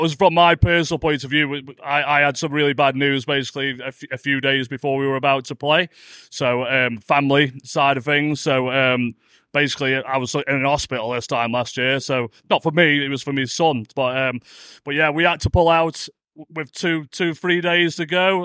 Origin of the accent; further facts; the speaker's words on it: Stoke-on-Trent, West Midlands, United Kingdom; And we're only from Stoke, aren't we? So we're down the road, really.